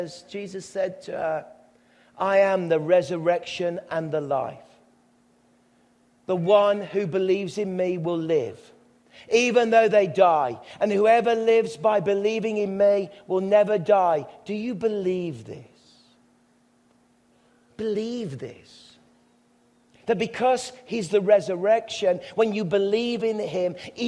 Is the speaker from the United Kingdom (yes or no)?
yes; England, United Kingdom; as young English boys